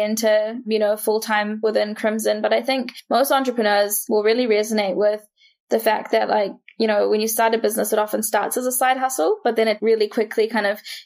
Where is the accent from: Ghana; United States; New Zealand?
New Zealand; growing up in New Zealand